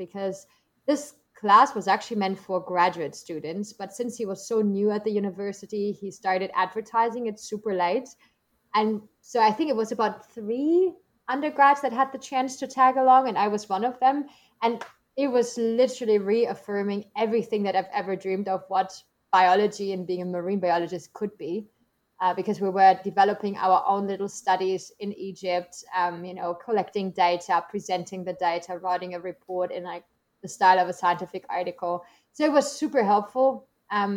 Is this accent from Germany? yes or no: yes; Germany; English is a second language; moved away as an adult; also born or lived in United States